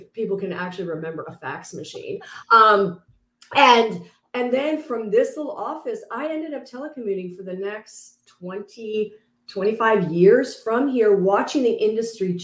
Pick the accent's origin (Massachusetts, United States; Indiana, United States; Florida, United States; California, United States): California, United States; San Francisco Bay Area; also born or lived in Los Angeles; I actually grew up in the San Francisco Bay Area with a big old family out there